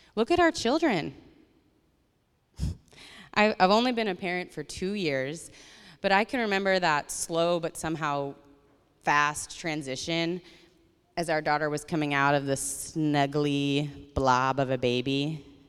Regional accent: Colorado, United States; my family and growing up in Colorado

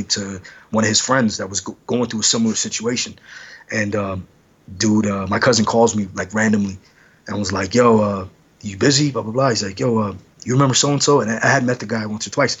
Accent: Los Angeles, California, United States; I'm from Los Angeles

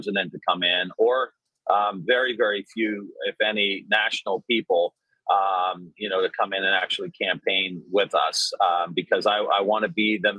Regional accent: Ohio, United States; I grew up in Ohio. I'm Ohio in my bones.

